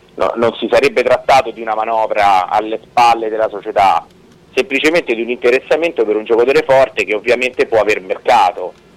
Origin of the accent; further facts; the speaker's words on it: Rome, Lazio, Italy; da romano